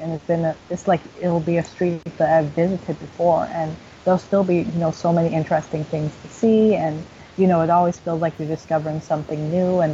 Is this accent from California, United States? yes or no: no; New York, United States; I grew up in New York. I'm a New Yorker born and raised